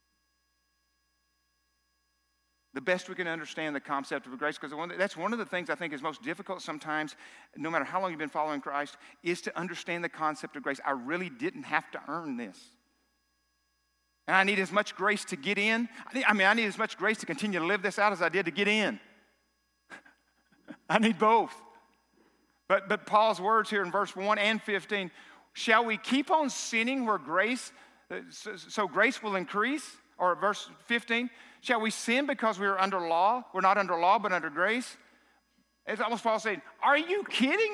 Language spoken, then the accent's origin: English; South Arkansas, United States; I'm from South Arkansas.